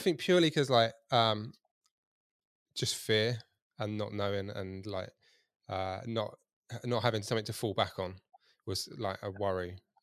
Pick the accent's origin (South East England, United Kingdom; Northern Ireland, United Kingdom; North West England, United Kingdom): South East England, United Kingdom; Kent; now in Hampshire, United Kingdom; I'm from Kent